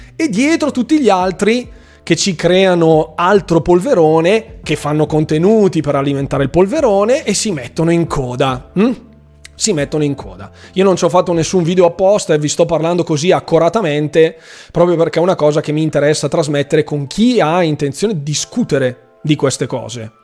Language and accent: Italian; Bergamo, Lombardy, Italy; Bergamo, quindi del mio paese